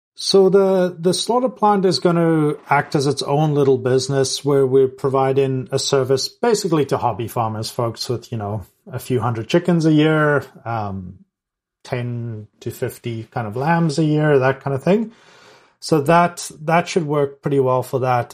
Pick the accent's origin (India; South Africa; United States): South Africa; moved away; growing up in South Africa as well